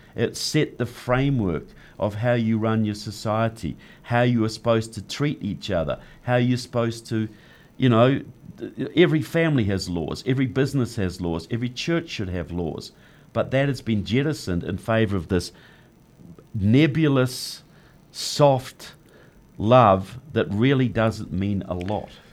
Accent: New Zealand; moved away as an adult; now in United States; I'm from New Zealand.

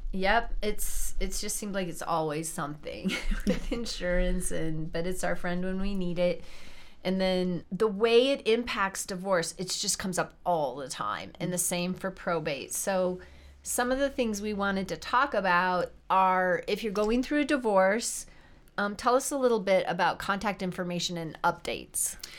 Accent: South Dakota, United States; now in Colorado, United States; Both of us are from kind of farm country. She's from Minnesota. I'm from South Dakota

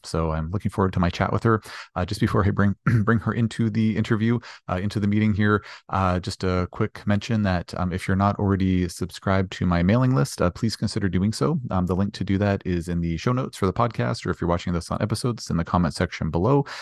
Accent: Canada; we're both Canadian

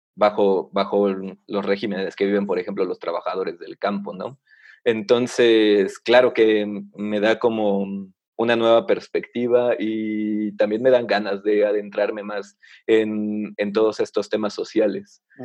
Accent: Mexico; como mexicano y viviendo en, México

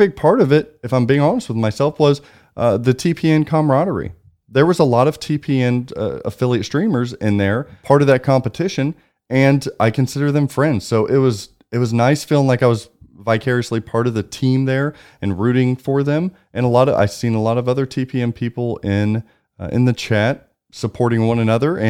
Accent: Southern Indiana, United States; I'm from Southern Indiana.

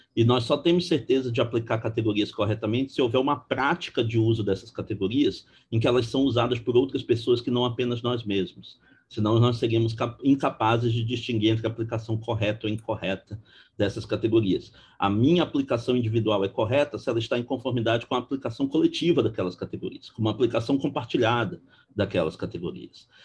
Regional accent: Belém, Pará, Brazil; moved away as an adult; now in Rio de Janeiro, Brazil; sou originário de Belém do Pará

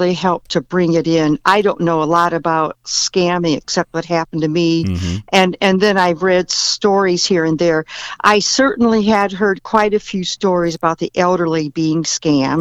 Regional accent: Napoleon, Ohio, United States; I'm from a farm in Northwest Ohio. So from a little town called Napoleon

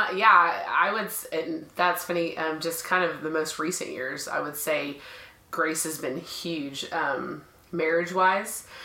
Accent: Dallas, Texas, United States; I am from Dallas, so always been here

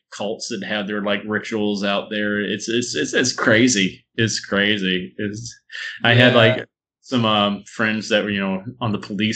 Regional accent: Huntsville, Alabama, United States; moved away; I grew up in Alabama, so we had Bojangles

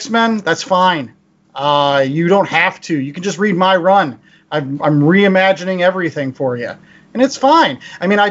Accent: Pittsburgh, Pennsylvania, United States; we all lived in Pittsburgh or hailed from the Pittsburgh area

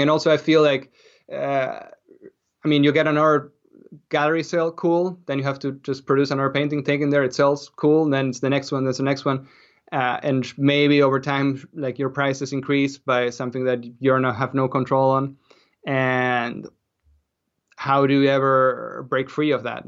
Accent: Argentina; moved away as an adult; also born or lived in Austria; now in Canada; I grew up in Argentina, but then I moved to, to Austria to study.

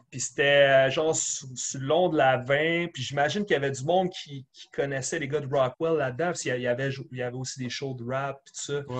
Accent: Sorel-Tracy, Quebec, Canada; also born or lived in East End, Montreal; Sorel Tracy, qui était à, l'origine, dans le fond, c'était Sorel, tu sais, euh, mm-hmm. petite ville de région, une heure de Montréal.

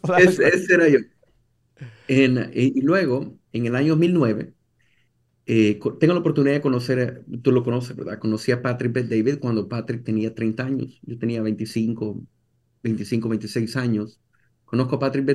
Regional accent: El Salvador; moved away as an adult; now in United States; yo soy de El Salvador y crecí en El Salvador. Yo crecí toda mi vida en El Salvador hasta los 22, 23 años.

